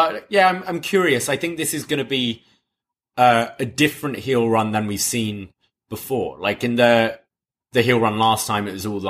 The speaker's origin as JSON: {"language": "English", "country": "United Kingdom", "said": "as a Brit"}